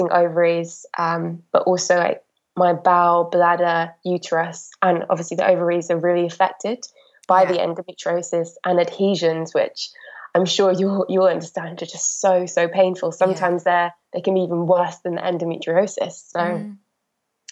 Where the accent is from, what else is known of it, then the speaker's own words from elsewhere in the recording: Wales, United Kingdom; moved away as an adult; now in London, United Kingdom; I'm obviously from Wales